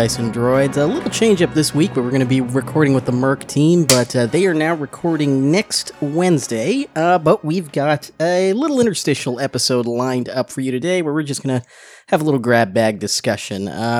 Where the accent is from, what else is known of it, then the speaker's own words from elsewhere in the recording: Seattle, Washington, United States; Where I grew up in Seattle, there was a... Card Kingdom, I think it was called